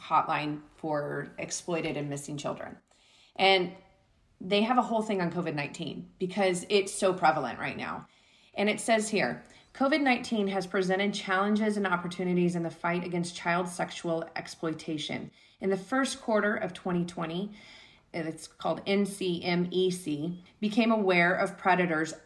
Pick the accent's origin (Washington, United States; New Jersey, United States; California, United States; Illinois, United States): California, United States; Southern; living in Southern and growing up in Southern California